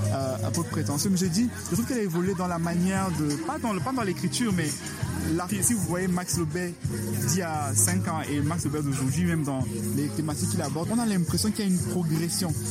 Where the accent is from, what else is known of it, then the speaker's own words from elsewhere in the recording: Cameroon; en tant que Camerounais, que je comprenais tout